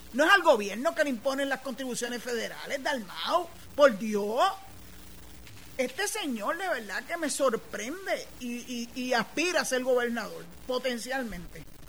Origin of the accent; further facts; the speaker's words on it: Puerto Rico; Nosotros no somos ni mexicanos, ni nada de eso. Somos boricuas